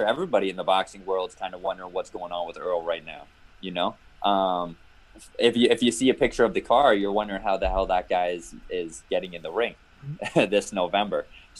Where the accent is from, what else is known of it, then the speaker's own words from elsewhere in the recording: Canada; Yes, very rare Canadian.